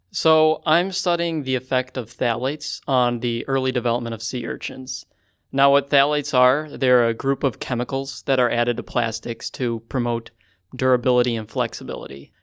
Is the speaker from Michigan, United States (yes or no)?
no; Chicago, Illinois, United States; I'm from Chicago, Illinois